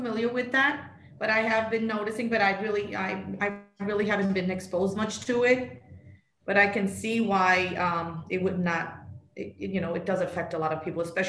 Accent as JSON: {"language": "English", "town": "New York City", "region": "New York", "country": "United States", "tie": "born or raised there", "moved": "yes", "lives_now": "Miami, United States", "said": "I grew up in Queens."}